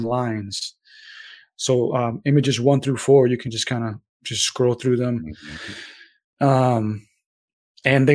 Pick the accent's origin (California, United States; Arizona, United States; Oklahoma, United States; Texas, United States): California, United States; SoCal; there are some people out there from my hometown and stuff in SoCal that still rep it